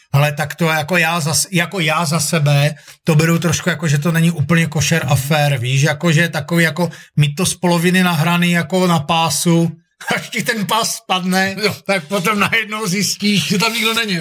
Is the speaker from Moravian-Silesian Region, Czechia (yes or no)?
yes; Ostrava, Moravian-Silesian Region, Czechia; accent: Ostrava; moved away; já pocházím z Ostravy